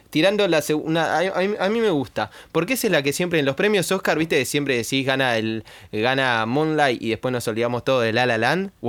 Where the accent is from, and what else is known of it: Argentina